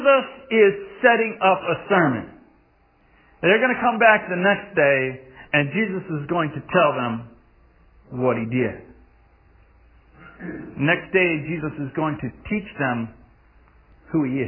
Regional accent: Massachusetts, United States; I grew up in Massachusetts

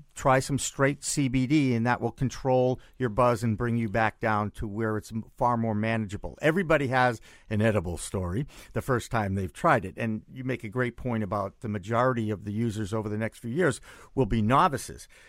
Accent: Massachusetts, United States; in my home state

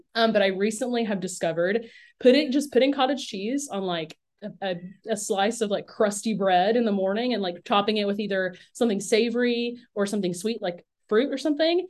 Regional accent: Lebanon, Virginia, United States; now in Baton Rouge, United States; In Lebanon, Virginia.

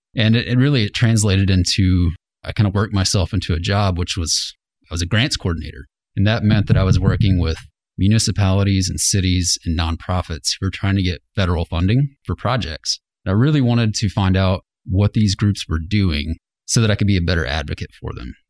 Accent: Fort Smith, Arkansas, United States; moved away as an adult; also born or lived in Fayetteville, Arkansas; I grew up in Fort Smith.

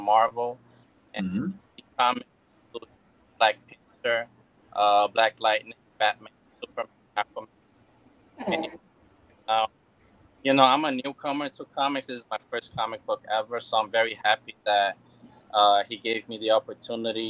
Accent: Brazil; English is a second language; now in United States; growing up, you know, I'm from Brazil, and, when I came to the United States, it was a bit difficult for me to adapt. because you know, I didn't know any word in English.

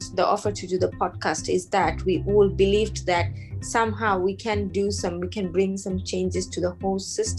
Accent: Venezuela; from Venezuela.

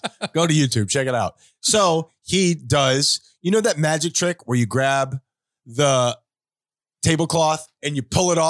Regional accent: South Florida, United States; we grew up in South Florida. It's hot here all the time. We come from a Spanish culture.

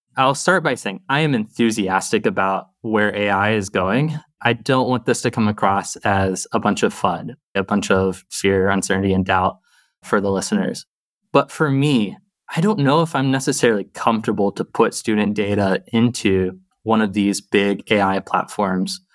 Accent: the South, United States; also born or lived in Boston; now in Seattle area, United States; I grew up in the South

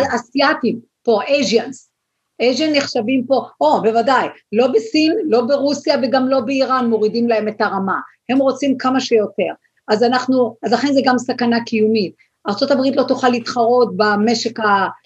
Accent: Israel; now in United States; אנחנו כישראלים

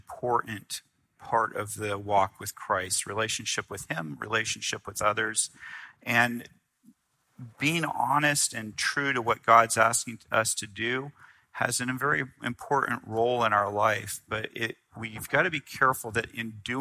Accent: the South, United States; I grew up in the South

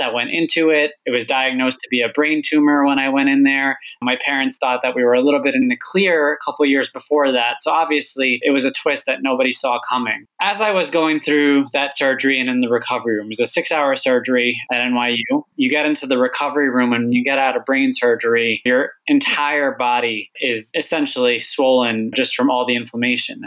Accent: Long Island, New York, United States; also born or lived in Egypt / California; growing up on Long Island, a lot of my friends' parents worked in banking.

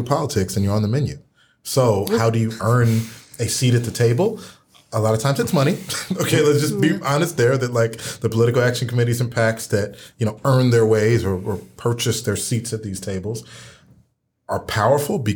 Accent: Lay Hill Road, Montgomery County, Maryland, United States; I grew up off of Lay Hill Road

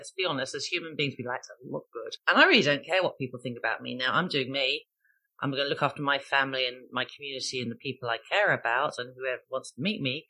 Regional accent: Ireland; being Irish Catholic.

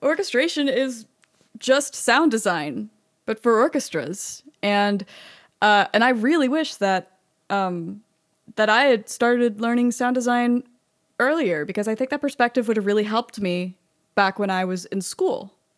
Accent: Austin, Texas, United States; I was at U T and I grew up in Austin

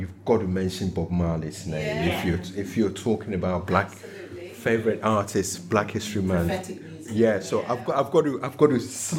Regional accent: Ghana; now in United Kingdom; I'm Ghanaian

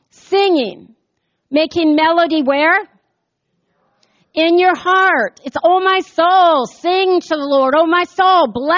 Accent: United States; I grew up here in the United States of America

